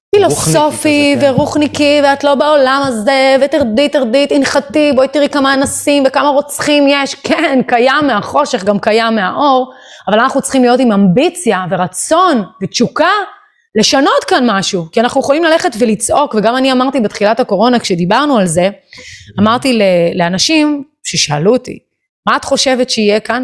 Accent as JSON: {"language": "Hebrew", "country": "Israel", "said": "אנחנו כישראלים"}